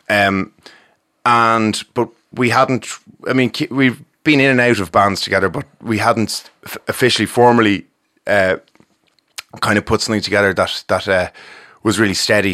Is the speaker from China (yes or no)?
no; Ballymore Eustace, Leinster, Ireland; We grew up in Ballymore, Eustis.